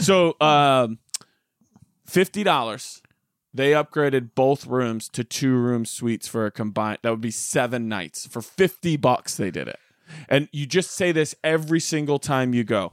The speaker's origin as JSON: {"language": "English", "town": "Rochelle", "region": "Illinois", "country": "United States", "tie": "born or raised there", "moved": "yes", "said": "my hometown of Rochelle, Illinois"}